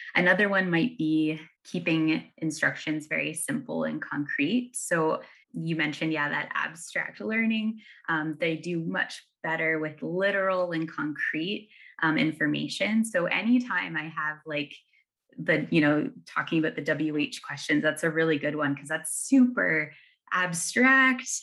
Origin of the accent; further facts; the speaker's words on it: Ontario, Canada; moved away; I'm from Ontario, and it looks, it looks mighty different there